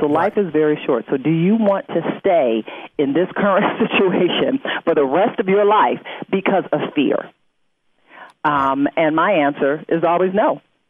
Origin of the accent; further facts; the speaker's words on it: Detroit, Michigan, United States; it was in my hometown of Detroit, so I definitely wanted to be a part of it.